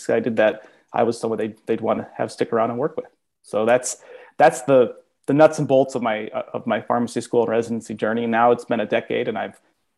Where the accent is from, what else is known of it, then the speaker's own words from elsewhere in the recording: Tucson, Arizona, United States; also born or lived in South Carolina; I'm originally from Tucson